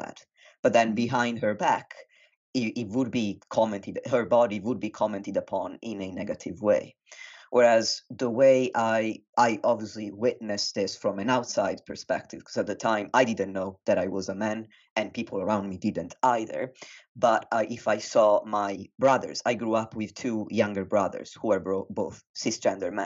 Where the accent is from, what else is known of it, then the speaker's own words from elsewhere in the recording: Italy; moved away as an adult; now in United Kingdom; I was raised in Italy and I moved to the UK when I was 18